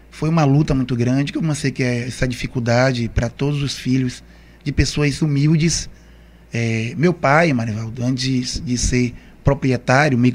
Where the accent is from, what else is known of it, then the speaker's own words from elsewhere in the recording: Camaçari, Bahia, Brazil; Na verdade, Morivaldo, é assim, eu nunca saí de Camaçari, é.